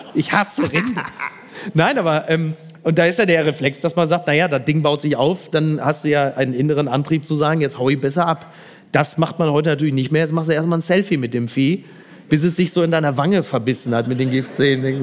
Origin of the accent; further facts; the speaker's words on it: Ruhr area, North Rhine-Westphalia, Germany; Ich komme ja aus dem Ruhrgebiet